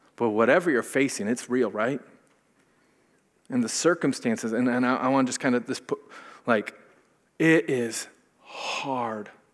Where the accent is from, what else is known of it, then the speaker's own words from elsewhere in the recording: Minnesota, United States; I'm from Minnesota, and I went to a lot of Lutheran schools and junior colleges and things